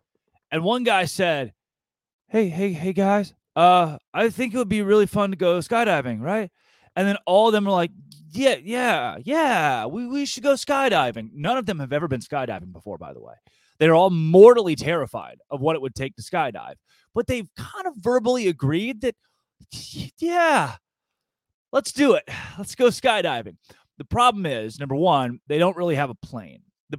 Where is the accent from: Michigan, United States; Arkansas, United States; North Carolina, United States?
Arkansas, United States; What they didn't know is that I'm from Arkansas and my father was like a delicacy.